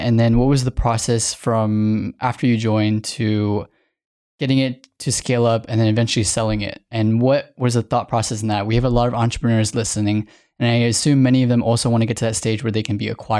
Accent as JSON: {"language": "English", "country": "Cambodia", "said": "Yeah, so I went back to Cambodia last year and no one believed I was Cambodian."}